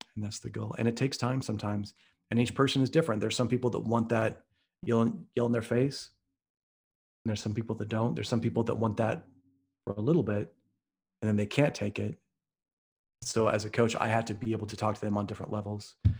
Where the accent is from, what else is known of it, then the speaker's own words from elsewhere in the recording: Midwest, United States; I'm from the Midwest